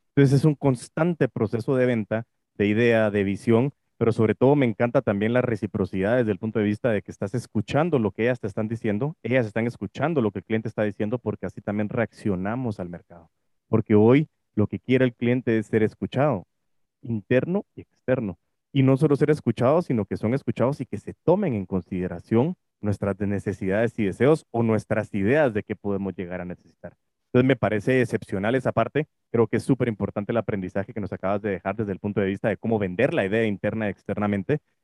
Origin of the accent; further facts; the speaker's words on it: Guatemala; aquí en Guate